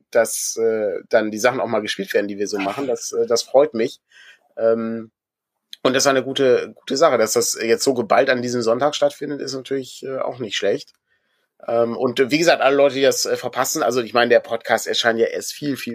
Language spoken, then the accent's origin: German; Augsburg, Bavaria, Germany; rein zufällig bin ich ja Augsburger.